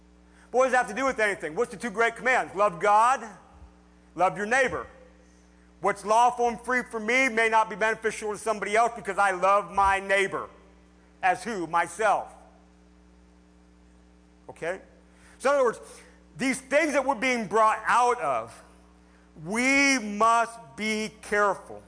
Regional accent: United States

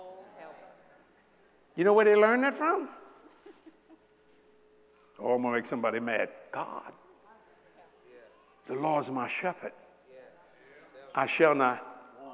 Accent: United States; I am an American.

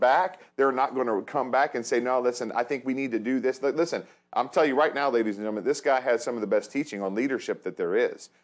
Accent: hometown area near Cincinnati and Dayton, Ohio, United States; in my hometown, I know Cincinnati, Dayton

